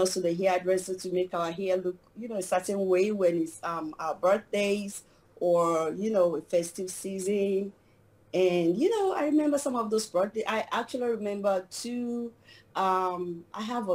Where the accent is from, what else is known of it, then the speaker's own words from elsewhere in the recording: Nigeria; moved away as an adult; also born or lived in Maryland, United States; now in Washington, DC, United States; I was born in Nigeria. I came to the United States about 13 years ago, a little over 13 years ago. And I started off as a teacher in Nigeria